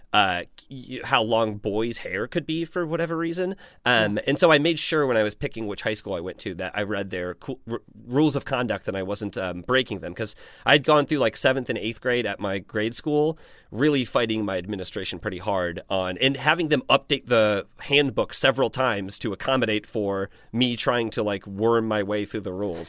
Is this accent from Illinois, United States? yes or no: no; Indiana, United States; I'm still from Indiana, and there was, there truly was not much